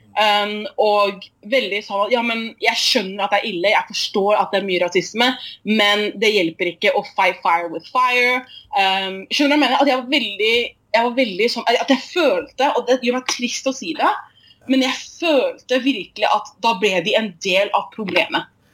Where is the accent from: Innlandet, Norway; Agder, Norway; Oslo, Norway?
Oslo, Norway; moved away as an adult; also born or lived in Tromsø; now in Bergen, Norway; jeg var født og oppvokst i Oslo